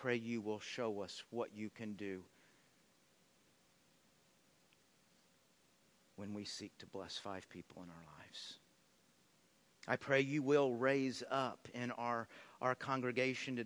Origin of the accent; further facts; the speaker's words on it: Texas, United States; I grew up in Texas